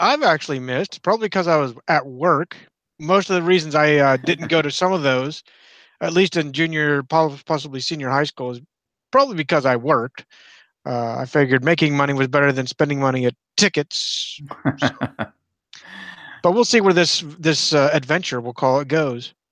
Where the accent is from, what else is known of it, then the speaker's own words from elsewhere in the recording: Clearfield, Pennsylvania, United States; we're from Clearfield, Central Podunk, Pennsylvania